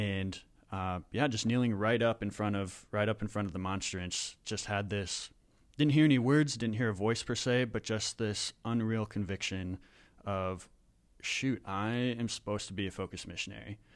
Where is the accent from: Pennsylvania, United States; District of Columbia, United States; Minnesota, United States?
Minnesota, United States; also born or lived in Wisconsin; I'm from Minnesota